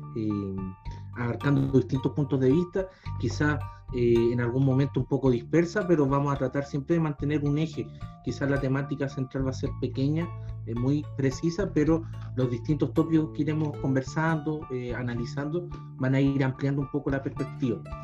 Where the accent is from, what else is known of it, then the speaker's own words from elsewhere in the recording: Los Andes, Valparaíso, Chile; soy de los Andes, no soy de Santiago, no soy de la capital